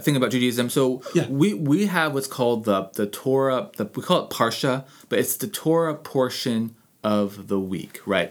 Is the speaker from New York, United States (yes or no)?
no; Anchorage, Alaska, United States; I grew up here in Anchorage